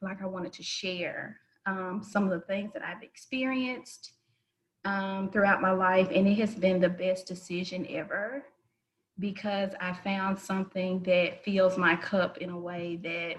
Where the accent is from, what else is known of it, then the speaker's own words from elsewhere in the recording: Memphis, Tennessee, United States; born and raised in Memphis, Tennessee